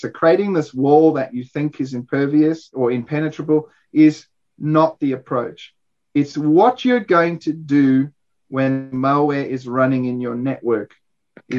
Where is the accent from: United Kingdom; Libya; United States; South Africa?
South Africa; as a South African